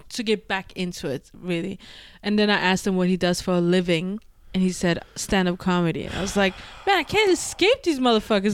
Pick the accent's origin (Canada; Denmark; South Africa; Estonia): Denmark; also born or lived in London, United Kingdom; now in New York City, United States; I was born and raised in Denmark